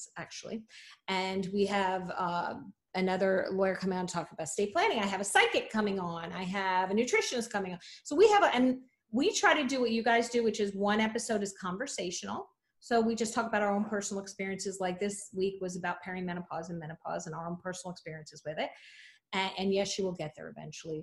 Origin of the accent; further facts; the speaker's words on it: New Jersey, United States; I'm from Jersey. So we have very distinct accents